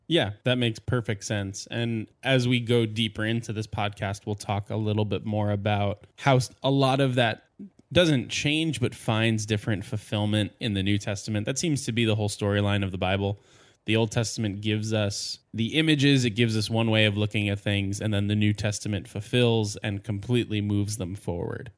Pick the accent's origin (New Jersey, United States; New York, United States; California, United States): New Jersey, United States; I grew up in New Jersey, which is extremely Catholic